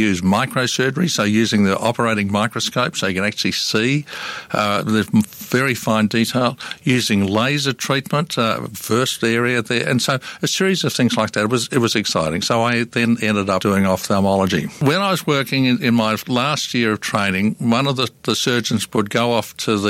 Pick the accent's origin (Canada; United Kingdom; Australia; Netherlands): Australia; Melbourne, Victoria; I was born in Melbourne in 1947